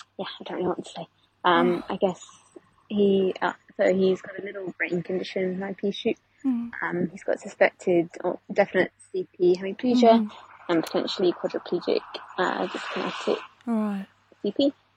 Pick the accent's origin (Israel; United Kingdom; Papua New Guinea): United Kingdom; England; now in Mornington, Australia; I'm English